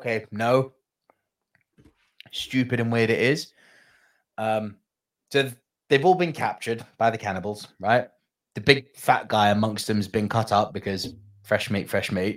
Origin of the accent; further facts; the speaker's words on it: United Kingdom; I'm a Brit here.